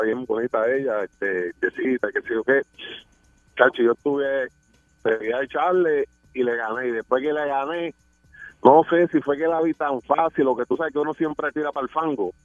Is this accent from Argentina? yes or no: no; Carolina, Puerto Rico; yo soy de, de Carolina y estudié en la coda, la superior